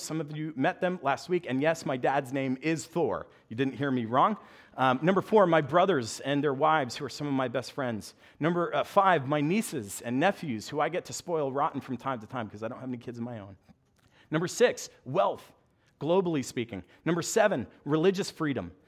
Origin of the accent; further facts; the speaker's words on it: United States; moved away; also born or lived in New Jersey / Long Island; I'm a New Yorker.